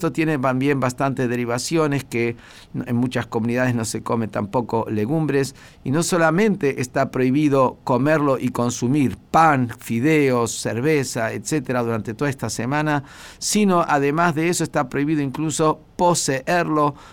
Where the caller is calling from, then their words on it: Pilar, Buenos Aires Province, Argentina; de Pilar